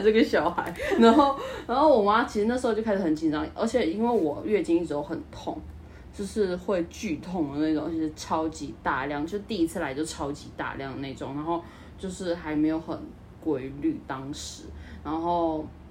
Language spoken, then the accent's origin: Chinese; northern Taiwan, Taiwan; also born or lived in mainland China; now in southern Taiwan; 我是北部出生小孩，就城市小孩类型的